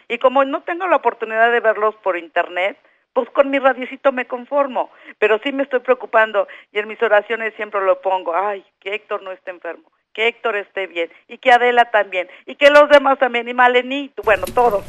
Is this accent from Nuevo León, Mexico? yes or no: yes; Monterrey, Nuevo León, Mexico; now in Mexico City, Mexico; soy de nativa de Monterrey, Nuevo León, y, pero tengo muchos años viviendo aquí en el Distrito Federal